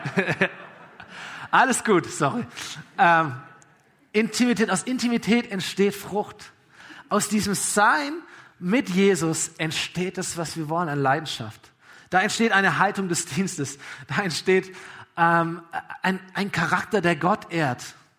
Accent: Aalen, Baden-Württemberg, Germany; VfR Aalen damals, meine Heimatstadt

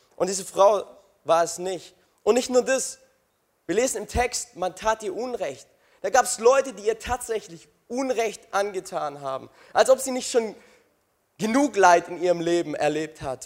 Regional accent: Crailsheim, Baden-Württemberg, Germany; Ich komme aus Kreilsheim.

